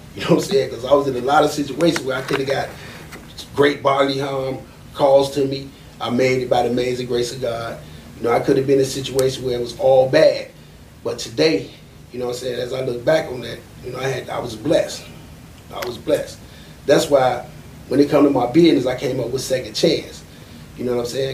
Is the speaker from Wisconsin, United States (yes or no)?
no; Chicago, Illinois, United States; growing up in Chicago at that time, we used to have park districts